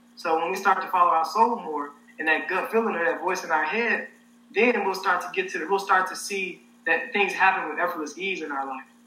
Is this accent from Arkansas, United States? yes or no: yes; Helena, Arkansas, United States; moved away as an adult; now in Los Angeles, United States; I'm from Helena, Arkansas, so Southeast Arkansas.